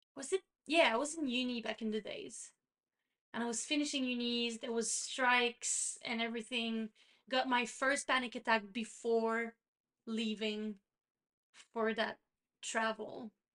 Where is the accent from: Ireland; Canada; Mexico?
Canada; Quebec; first language French; English is a second language; I'm from Canada, but I'm from the French province of Canada, which is Quebec. So my first language is French